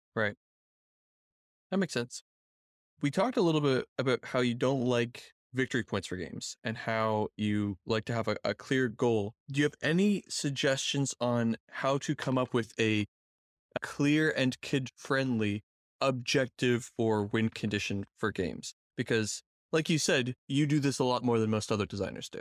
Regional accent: Canada; I'm a Canadian

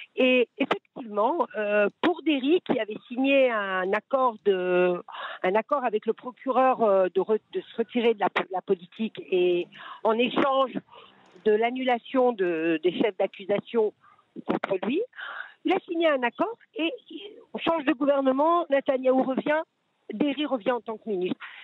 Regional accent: France; now in Israel

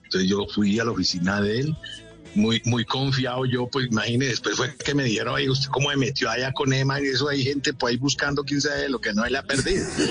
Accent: Manizales, Caldas, Colombia; tenía un tío arquitecto en Manizales, de donde yo soy oriundo

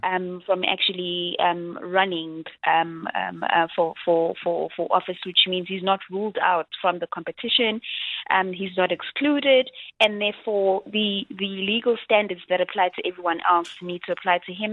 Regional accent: South Africa; as a South African

